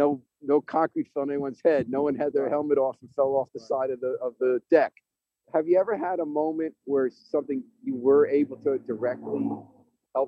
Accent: White Plains, New York, United States; I grew up in White Plains.

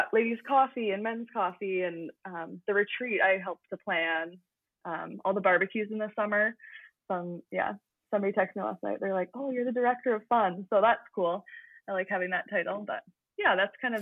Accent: St. Thomas, Ontario, Canada; moved away as an adult; also born or lived in St. Catharines, Ontario; I am from St. Thomas. It's just a smallish town kind of near London

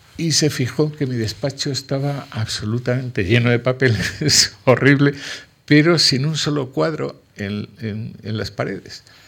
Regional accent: La Vera, Cáceres, Extremadura, Spain; a cuatro kilómetros de mi pueblo

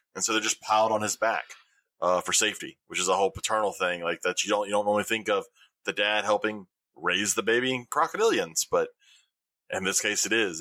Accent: Alabama, United States; I'm from Alabama

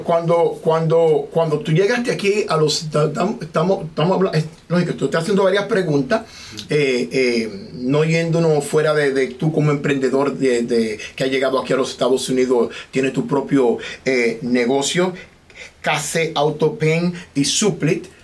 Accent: Dominican Republic; now in United States; nosotros los dominicanos

